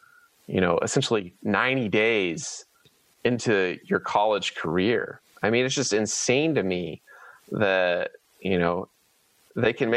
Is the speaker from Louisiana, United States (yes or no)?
no; Manhattan, Kansas, United States; I'm from Manhattan